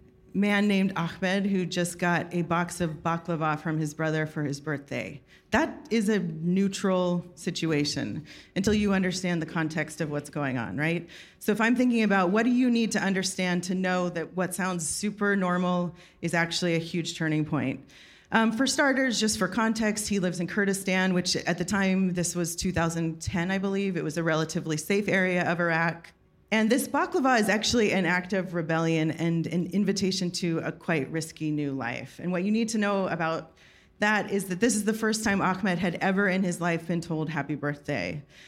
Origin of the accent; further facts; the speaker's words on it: New York, United States; I'm from New York.